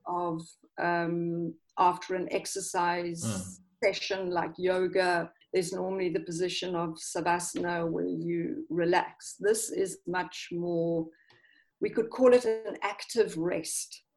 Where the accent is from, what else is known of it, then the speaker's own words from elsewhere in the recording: South Africa; moved away as an adult; also born or lived in London; now in Italy; originally, I'm I'm actually from South Africa